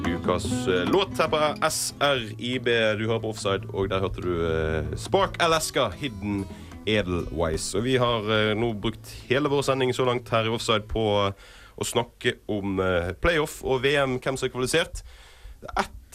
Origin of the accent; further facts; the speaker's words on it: Norway; Som nordmenn som vi er